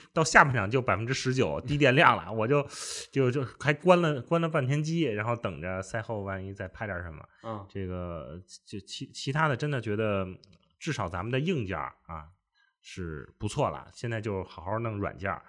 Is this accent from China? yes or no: yes; Beijing, China; accent: Beijing dialect; 用咱们北京话